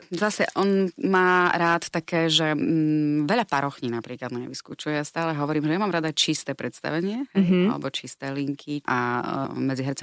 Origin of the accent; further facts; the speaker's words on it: Rožňava, Košice Region, Slovakia; ja pochádzam z Rožňavy, čo je vlastne gemer